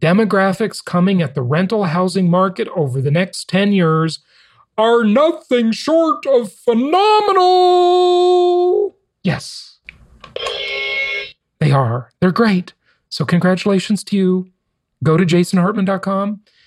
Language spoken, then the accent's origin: English; Los Angeles, California, United States; moved away as an adult; also born or lived in Orange County, California; coming to us from my hometown of Los Angeles